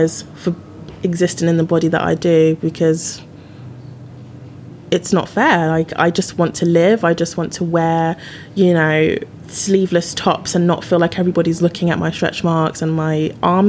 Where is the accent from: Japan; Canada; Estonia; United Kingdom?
United Kingdom; now in London, United Kingdom; as a British person